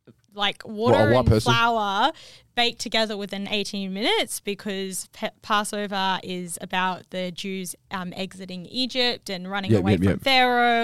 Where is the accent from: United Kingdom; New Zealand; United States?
New Zealand; also born or lived in Perth, Australia; So I was raised by lots of South Africans. I'm from New Zealand originally.